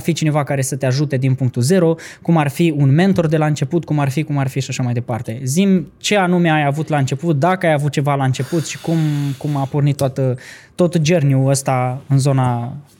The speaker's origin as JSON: {"language": "Romanian", "town": "Vaslui", "region": "Vaslui County", "country": "Romania", "said": "eu sunt din Vasul"}